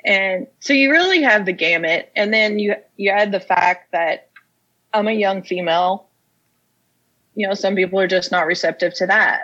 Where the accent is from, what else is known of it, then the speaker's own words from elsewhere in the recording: Casey County, Kentucky, United States; now in Lawrenceburg, United States; I'm from Casey County, Kentucky, which is a little bitty town.